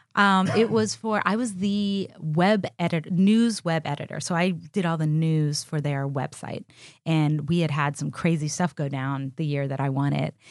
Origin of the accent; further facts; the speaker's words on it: Miami, Florida, United States; also born or lived in Austin, Texas; now in Los Angeles, United States; my best friend growing up in Miami, Florida